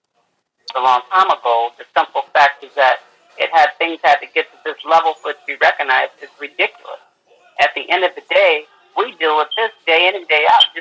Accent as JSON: {"language": "English", "town": "Fresno", "region": "California", "country": "United States", "said": "I'm from Fresno, California."}